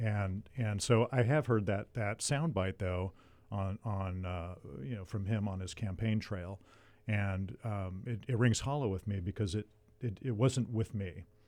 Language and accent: English; Ventura, California, United States; I was born and raised in Ventura, and, uh, and, and, uh, grew up here, went to public schools, Buena High School